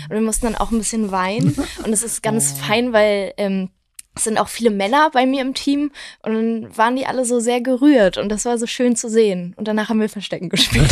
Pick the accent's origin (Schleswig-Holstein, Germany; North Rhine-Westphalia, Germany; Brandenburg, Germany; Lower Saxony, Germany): Schleswig-Holstein, Germany; Wedel; now in Berlin, Germany; in meiner Heimatstadt in Wedel